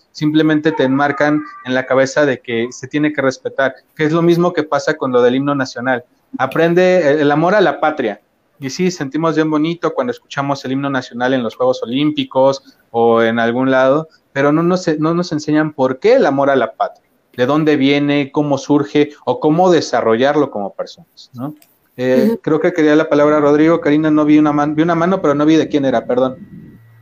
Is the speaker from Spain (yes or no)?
no; Mexico; como mexicanos